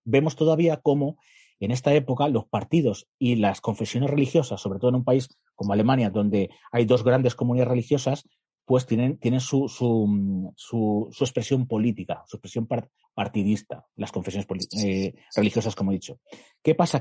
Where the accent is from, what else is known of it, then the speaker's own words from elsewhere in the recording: Guadalajara, Castilla-La Mancha, Spain; en Guadalajara, de donde soy yo